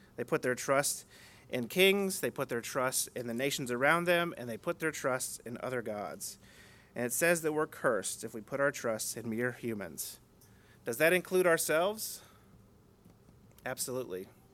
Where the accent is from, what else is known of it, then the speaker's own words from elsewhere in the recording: United States; the culture we grew up in here in America.